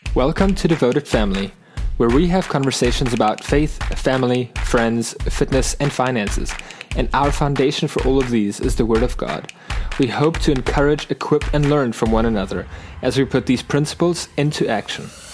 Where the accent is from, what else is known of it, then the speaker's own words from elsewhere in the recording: South Africa; moved away as an adult; also born or lived in Arkansas, United States; now in United States; I actually grew up in a Christian home in South Africa, a Lutheran, German-speaking Christian home